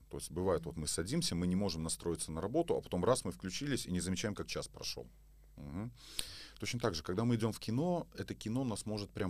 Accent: Belarus; moved away; Вот я, кстати, из Беларуси, я сюда приехал, я впервые про гномики услышал.

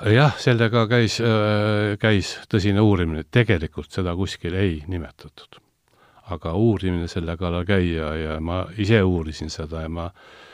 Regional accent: Tallinn, Harju County, Estonia; ma olen ise sealtkandist pärit

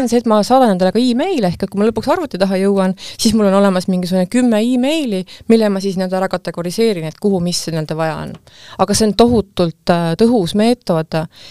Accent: Estonia; ma olen ju eestlane

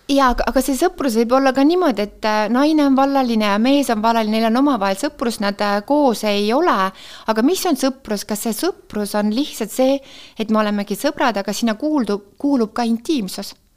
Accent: Tartu, Tartu County, Estonia; born or raised there; moved away

